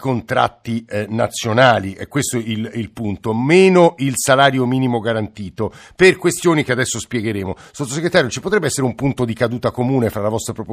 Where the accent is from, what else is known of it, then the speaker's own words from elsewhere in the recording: Rome, Lazio, Italy; Bella Italia, faccio il barellante in ospedale e poi eh, sono di Roma, lavoro nella sanità privata